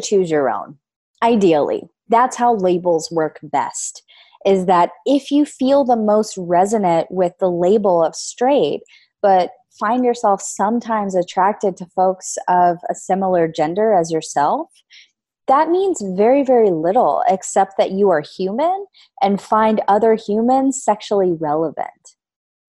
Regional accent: the South, United States; I grew up in the South, so in Louisiana, Texas area

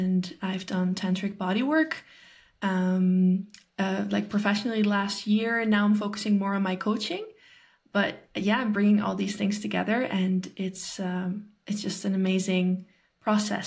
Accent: Netherlands; I'm from the Netherlands

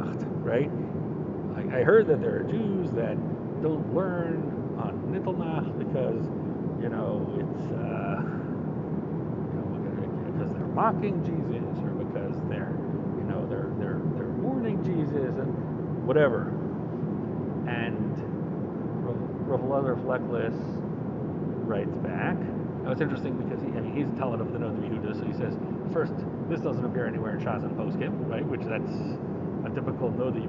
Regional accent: Baltimore, Maryland, United States; I'm from Baltimore

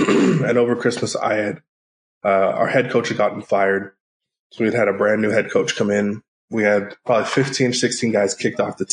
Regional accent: Northern California, United States; I'm from Northern California

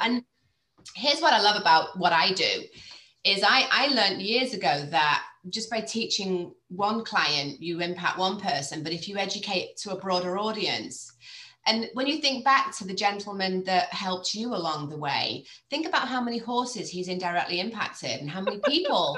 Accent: Cheshire, North West England, United Kingdom; moved away as an adult; also born or lived in United States; I grew up in Cheshire.

